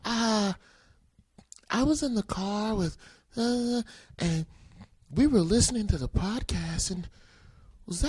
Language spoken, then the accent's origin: English; the South, United States; I'm from the South